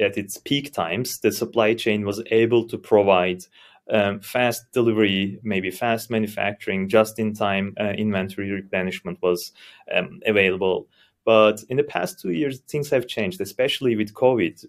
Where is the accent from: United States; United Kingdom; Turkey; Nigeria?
Turkey; Istanbul; moved away as an adult; now in Germany; I'm from Istanbul, Turkey. Moved to Germany five years ago